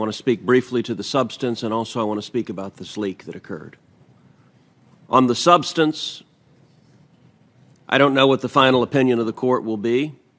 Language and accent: English; Texas, United States; redder states like my home state of Texas will adopt meaningful restrictions